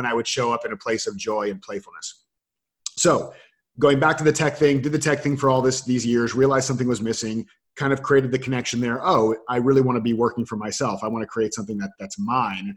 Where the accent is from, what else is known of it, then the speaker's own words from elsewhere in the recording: Florida, United States; I grew up, I was born and raised in Florida.